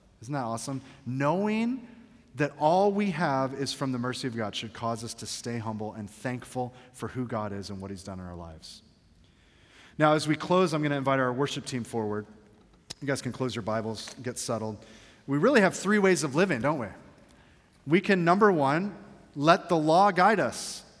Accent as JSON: {"language": "English", "region": "Georgia", "country": "United States", "tie": "born or raised there", "said": "I grew up in Georgia."}